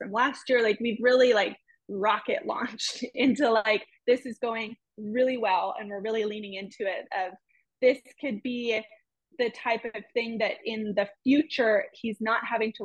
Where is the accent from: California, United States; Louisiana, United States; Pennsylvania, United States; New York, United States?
California, United States; now in Oklahoma, United States; I wasn't going to move home to California